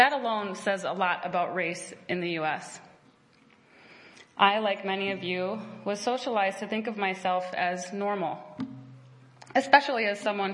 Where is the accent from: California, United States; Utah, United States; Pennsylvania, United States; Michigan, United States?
Michigan, United States; Traverse City; also born or lived in New York City / Kalamazoo; I was born in New York City to two progressive creative types. I was exposed to many different walks of life during the first 5 years of my life in New York. And then we moved to Traverse City, one of the whitest places I know. And I've spent 17 years in Traverse City